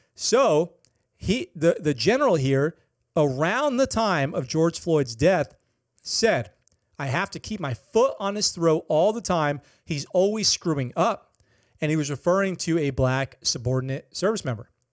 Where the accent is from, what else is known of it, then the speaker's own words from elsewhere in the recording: Okinawa, Japan; a hometown hero story from my hometown, Okinawa